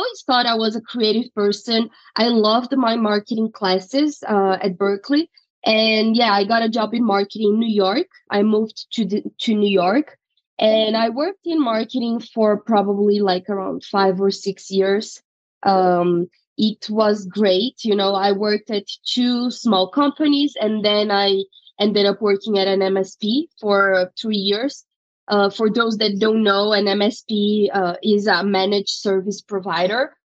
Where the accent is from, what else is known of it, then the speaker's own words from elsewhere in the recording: Brazil; moved away as an adult; now in United States; I'm originally from Brazil and I went to law school there. I graduated in 2016 and right after I moved to the U.S.